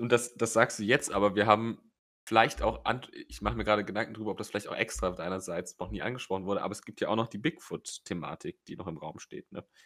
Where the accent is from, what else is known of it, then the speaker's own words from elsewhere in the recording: Rhineland, Germany; bei uns im Rheinland